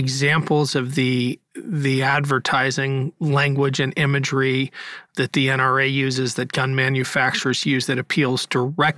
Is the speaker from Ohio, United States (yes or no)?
yes; Ohio, United States; my home state, Ohio